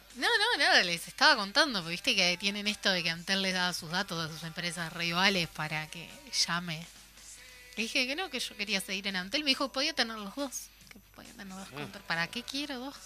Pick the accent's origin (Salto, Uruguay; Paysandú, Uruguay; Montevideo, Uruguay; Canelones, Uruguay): Paysandú, Uruguay; yo soy de Andú